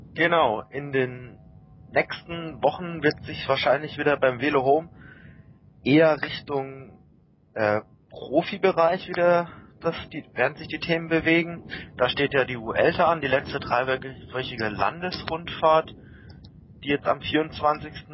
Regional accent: Baden-Württemberg, Germany; moved away; bin jetzt kein Kölner, ich komme auch aus Baden-Württemberg

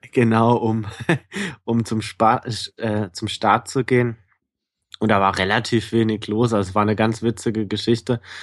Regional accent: Bayreuth, Bavaria, Germany; moved away; meiner alten Heimat Bayreuth

